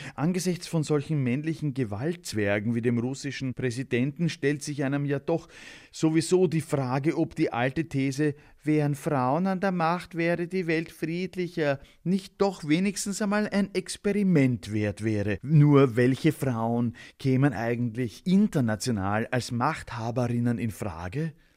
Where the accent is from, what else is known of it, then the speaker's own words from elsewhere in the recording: Austria; ich als Österreicher